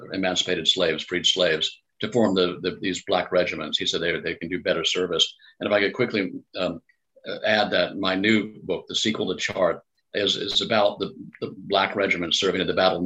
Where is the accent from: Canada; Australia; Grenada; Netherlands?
Grenada; I grew up in Grenada.